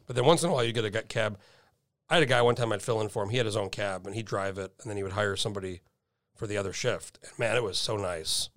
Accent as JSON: {"language": "English", "region": "New Mexico", "country": "United States", "moved": "yes", "said": "I'm from New Mexico originally"}